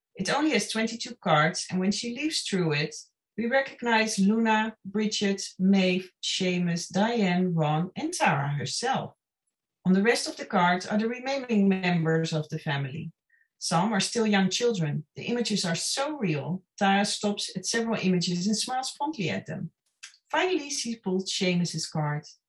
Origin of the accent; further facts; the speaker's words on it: Netherlands; moved away as an adult; also born or lived in Los Angeles area, California, United States / New Orleans, United States; now in Ireland; I'm originally from the Netherlands, and uh, uh, I went to film school and worked in the film industry there